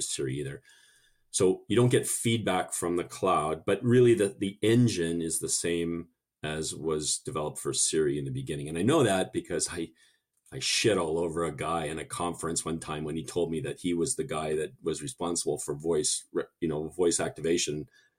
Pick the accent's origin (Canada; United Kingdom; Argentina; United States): Canada; accent: half Canadian; It must be my half Canadian accent.